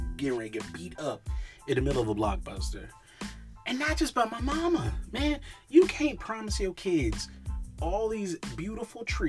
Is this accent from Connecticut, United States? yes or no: no; New York, United States; in my hometown, there were like 53 different pizza spots, and they all were good. That's what happens when you grow up in New York